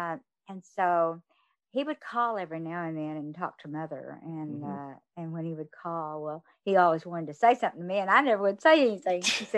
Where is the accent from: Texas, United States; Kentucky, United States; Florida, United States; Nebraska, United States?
Texas, United States; Fort Worth; I grew up over in the Polly area.